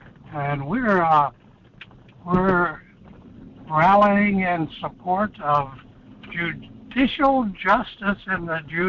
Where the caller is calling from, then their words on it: Alaska, United States; I'm calling from Alaska